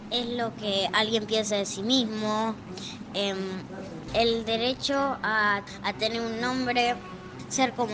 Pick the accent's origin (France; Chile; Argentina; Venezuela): Argentina; Rosario, Santa Fe; born there; tengo 8 años, nací en Rosario del 2010.